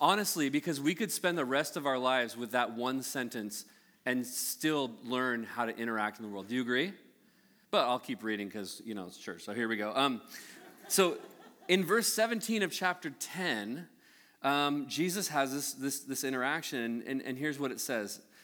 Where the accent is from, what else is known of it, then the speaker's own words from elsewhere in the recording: United States; born and raised in the United States